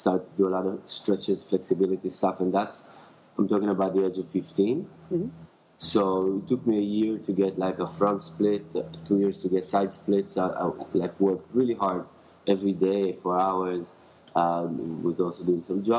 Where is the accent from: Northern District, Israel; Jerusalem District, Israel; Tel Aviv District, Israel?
Tel Aviv District, Israel; Tel Aviv; now in Los Angeles, United States; I'm coming from Israel, grew up in Tel Aviv